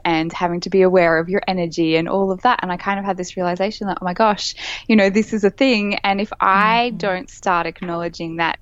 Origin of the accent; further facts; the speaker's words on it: Brisbane, Queensland, Australia; moved away; also born or lived in Sydney; I've just moved back to my hometown in Brisbane, Queensland, Australia